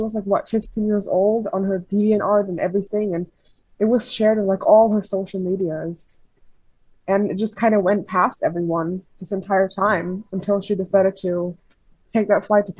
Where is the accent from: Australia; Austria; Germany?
Germany; I'm from Germany. It's like 4 in the morning here.